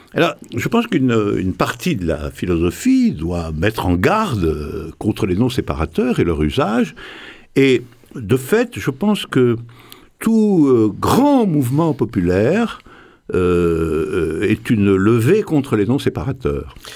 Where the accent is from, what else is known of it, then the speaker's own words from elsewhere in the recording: Morocco; je suis né au Maroc, je suis né au Maroc